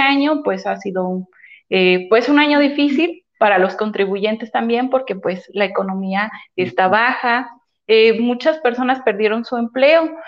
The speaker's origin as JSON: {"language": "Spanish", "area": "Los Garcías, Cañada Morelos", "region": "Puebla", "country": "Mexico", "said": "yo soy de la Junta Auxiliar de los Garcías"}